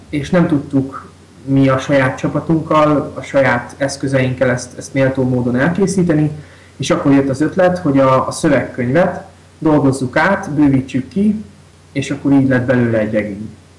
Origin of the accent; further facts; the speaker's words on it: Kisvárda, Szabolcs-Szatmár-Bereg, Hungary; Én református iskolába is jártam, általános iskolába is, meg gimnáziumba is meg itt Kisvárdán a gyülekezetnek az ifjúsági csoportjába is jártam nagyon sokáig